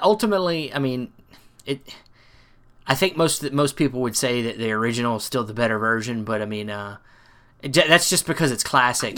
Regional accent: North Carolina, United States; where I'm from North Carolina

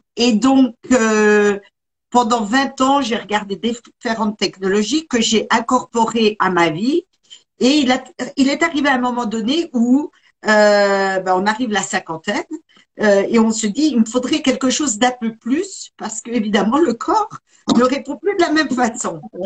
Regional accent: Besançon region, Bourgogne-Franche-Comté, France; moved away as an adult; now in United States; je suis originaire de la région de Besançon. Et ça fait 35 ans que je suis partie aux États-Unis, m'y installer.

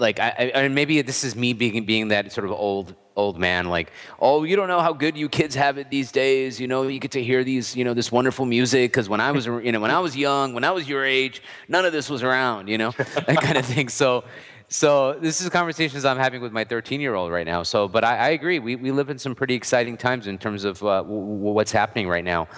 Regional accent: United States; I was born and raised here

